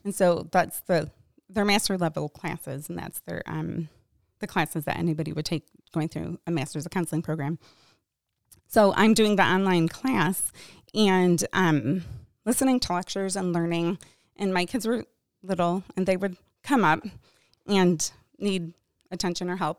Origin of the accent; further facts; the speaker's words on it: Michigan, United States; I grew up in Michigan.